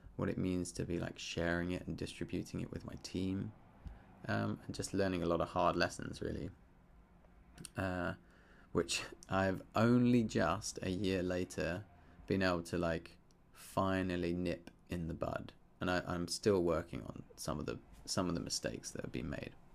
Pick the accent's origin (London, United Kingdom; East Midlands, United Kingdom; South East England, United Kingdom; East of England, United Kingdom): South East England, United Kingdom; Surrey; growing up in Surrey in the U K